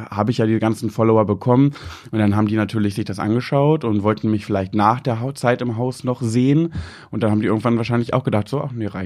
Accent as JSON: {"language": "German", "town": "Braunschweig", "region": "Lower Saxony", "country": "Germany", "tie": "born or raised there", "said": "Ich bin {S0} in Mascherode geboren. Nee, geboren, nicht in Wolfenbüttel, aber meine Eltern haben da schon gelebt und ich bin da quasi aufgewachsen."}